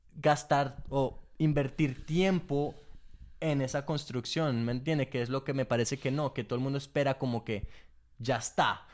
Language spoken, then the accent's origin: Spanish; England, United Kingdom; yo nací en Inglaterra